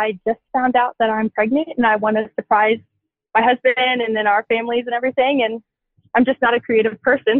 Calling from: Manhattan, Kansas, United States; I am from Manhattan, Kansas

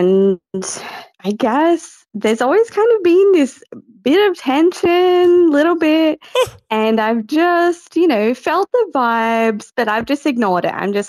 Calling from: Australia; I'm calling from Australia.

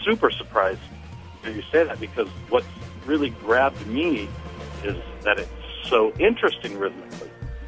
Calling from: Grand Junction, Colorado, United States; I'm calling from Grand Junction, Colorado.

